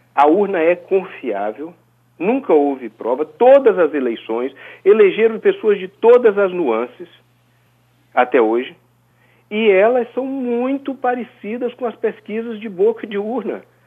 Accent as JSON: {"language": "Portuguese", "country": "Brazil", "said": "como brasileiro"}